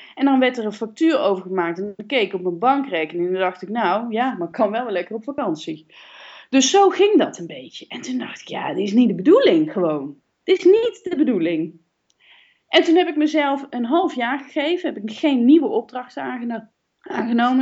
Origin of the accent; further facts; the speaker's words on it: Kaatsheuvel, North Brabant, Netherlands; van mezelf ben ik echt een Brabantse. Hè? Ik ben geboren in Kaatsheuvel